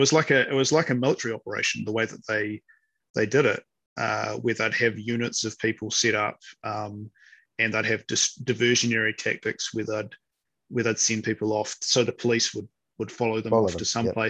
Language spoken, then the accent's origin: English; New Zealand; I couldn't imagine what it would be like to ever go somewhere and try and hide the fact that I'm a New Zealander.